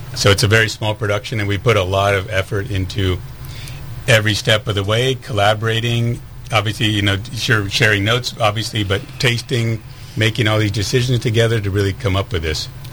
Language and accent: English; Salinas Valley, California, United States; I grew up farming in the Salinas Valley